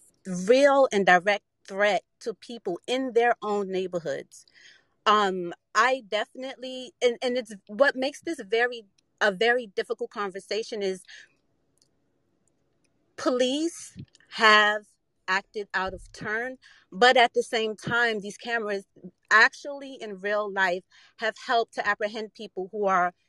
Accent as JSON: {"language": "English", "town": "Washington", "region": "District of Columbia", "country": "United States", "said": "I'm from Washington, D.C., which ironically is the capital of the United"}